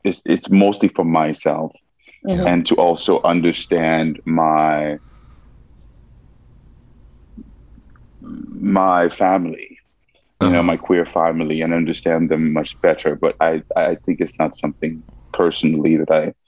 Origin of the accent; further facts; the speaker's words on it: Montclair, New Jersey, United States; moved away as an adult; also born or lived in Haiti; now in Amsterdam, Netherlands; I grew up in New Jersey, Montclair